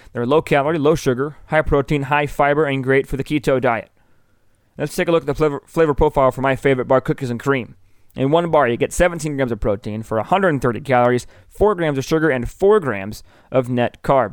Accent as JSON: {"language": "English", "town": "Bloomington", "region": "Illinois", "country": "United States", "tie": "born or raised there", "moved": "as an adult", "lives_now": "Columbia, Missouri, United States", "said": "I grew up in Bloomington, Illinois."}